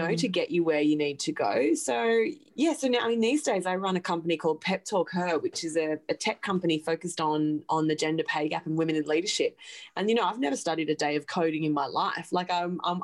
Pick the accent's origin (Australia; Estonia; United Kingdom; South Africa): Australia; Gold Coast, Queensland; moved away as an adult; now in New York City, United States; I'm an Aussie. I grew up on the Gold Coast and on a farm west of the Goldie.